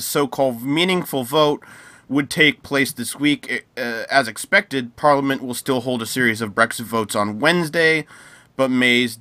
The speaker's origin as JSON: {"language": "English", "country": "United States", "said": "as an American"}